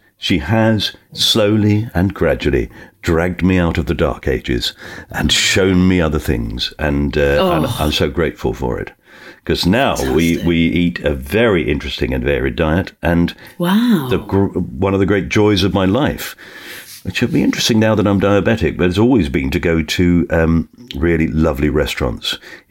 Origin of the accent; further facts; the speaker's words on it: Bermondsey, London, United Kingdom; So I was born in Bermondsey. I was born in southeast London. My family are all working class, come from Dockers.